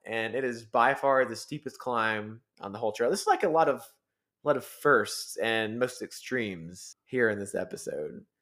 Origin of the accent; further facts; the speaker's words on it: Georgia, United States; moved away as an adult; now in Colorado, United States; we're from Georgia